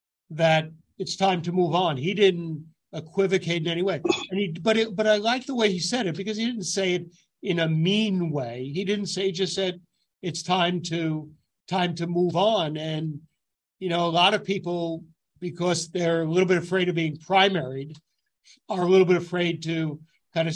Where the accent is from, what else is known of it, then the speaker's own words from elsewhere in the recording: Yonkers, New York, United States; I grew up in Yonkers, New York